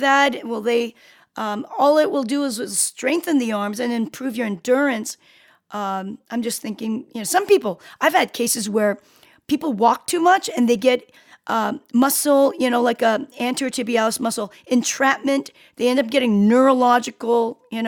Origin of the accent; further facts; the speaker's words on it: South Korea; I'm from Korea.